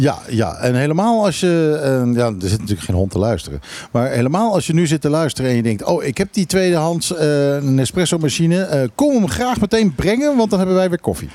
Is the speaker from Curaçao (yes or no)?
yes; Curaçao; also born or lived in Netherlands; now in Bonaire; ik ben als kind opgegroeid op Curaçao